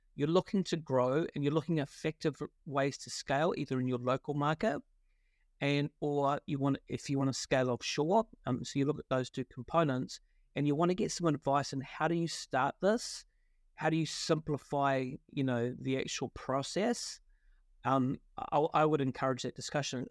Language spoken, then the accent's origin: English; Wellington, New Zealand; accent: Kiwi; moved away; also born or lived in London; I grew up in, uh, Wellington in New Zealand